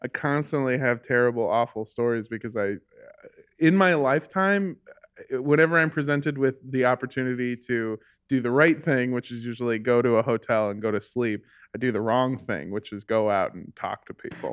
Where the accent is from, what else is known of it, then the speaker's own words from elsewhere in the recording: United States; in America, when I was growing up